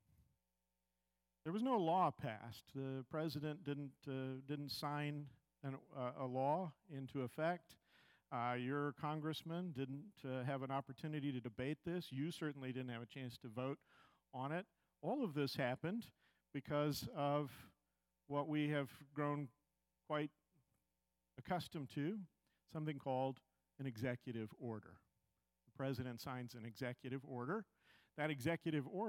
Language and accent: English; United States; We, as American Christians